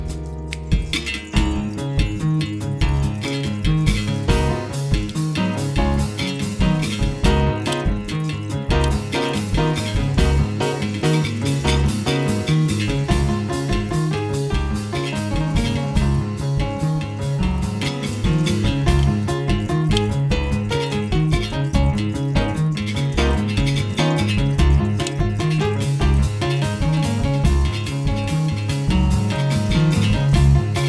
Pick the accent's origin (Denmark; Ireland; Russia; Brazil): Brazil; Rio de Janeiro; moved away as an adult; now in Seattle, United States; I am from Rio de Janeiro, but I've been living in Seattle for about 26 years.